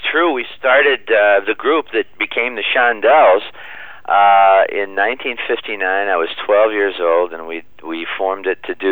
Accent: Niles, Michigan, United States; my hometown of Niles, Michigan

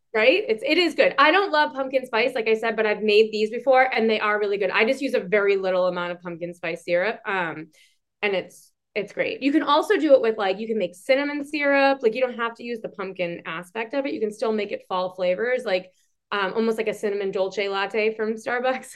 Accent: Boston, Massachusetts, United States; accent: Boston; I'm from Boston

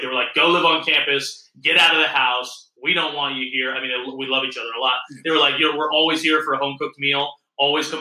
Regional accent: Allentown, Pennsylvania, United States; moved away as an adult; also born or lived in Illinois; now in Alpena, United States; I was born and raised in Allentown, Pennsylvania, which is about 45 minutes north of Philadelphia

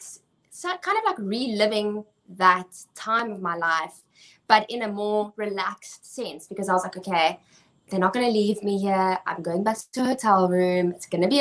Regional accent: South Africa

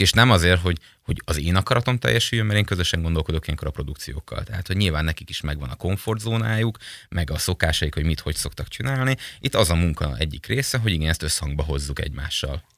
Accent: Mezőhegyes, Békés, Hungary; moved away as an adult; now in Pécs, Hungary; én egy nagyon kisváros, Békés megyei kisvárosból, Mezőhegyesről származok

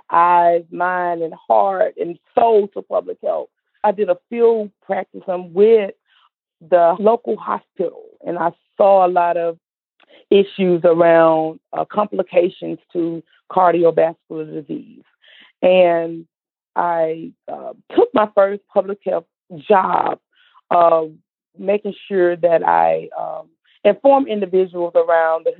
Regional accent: Mississippi Delta, United States; I'm from the Mississippi Delta, born and raised

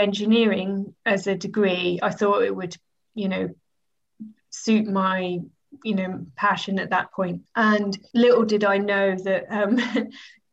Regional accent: Norwich, East of England, United Kingdom; also born or lived in Peterborough; I was born in Norwich, but my parents moved to Peterborough when I was about 8 months old and we were there until I was 10 and then we moved back to Norwich.

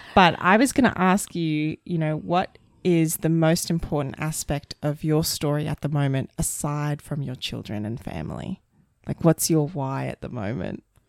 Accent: Brisbane, Queensland, Australia; moved away; also born or lived in London / Sydney; we're from Queensland and Brisbane

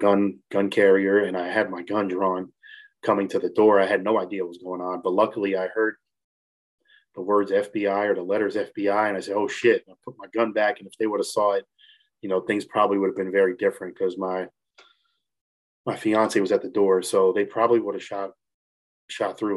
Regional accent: New Jersey, United States; moved away as an adult; now in Morgantown, United States; I'm originally from Jersey

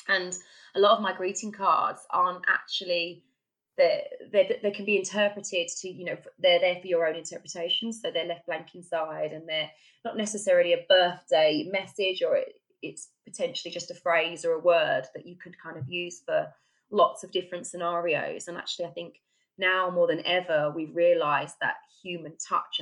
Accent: Essex, East of England, United Kingdom; moved away as an adult; now in Stockport, United Kingdom; I'm from Essex, actually

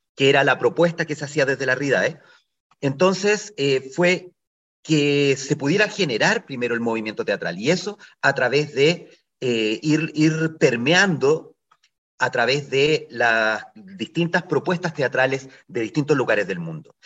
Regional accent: Ovalle, Coquimbo, Chile; soy de Ovalle

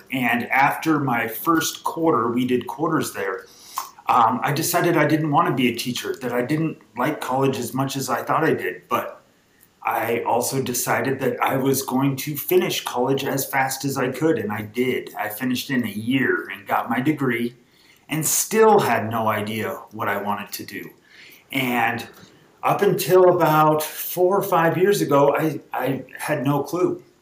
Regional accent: Los Angeles, California, United States; I have to kind of whisper this sometimes when people ask where I'm from, but I am from Los Angeles.

